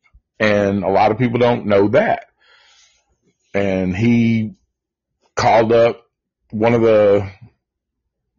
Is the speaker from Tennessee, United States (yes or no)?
yes; Nashville, Tennessee, United States; we are from Nashville